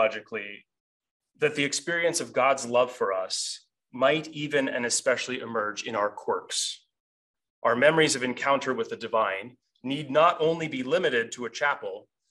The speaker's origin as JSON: {"language": "English", "region": "Montana", "country": "United States", "tie": "born or raised there", "moved": "yes", "said": "I grew up on a farm in the middle of Montana."}